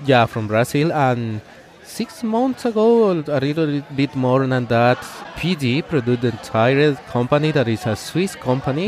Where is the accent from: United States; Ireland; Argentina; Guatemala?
Guatemala; the first op- office that I opened was in my hometown. It's a small town in Guatemala